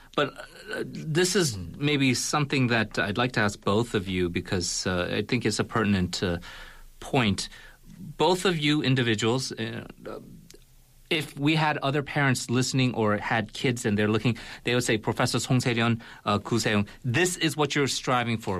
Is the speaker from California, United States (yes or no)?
yes; California, United States; moved away; we're both from California